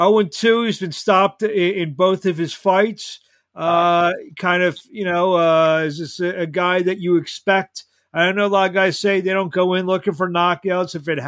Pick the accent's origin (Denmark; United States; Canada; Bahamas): United States; Philadelphia, Pennsylvania; I'm from Philadelphia. I'm actually a mile away from where you'll be doing your thing